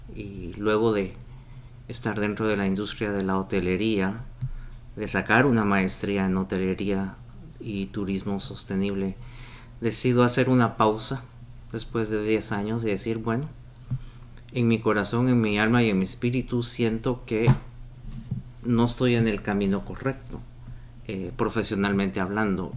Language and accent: Spanish; Guatemala; yo como guatemalteco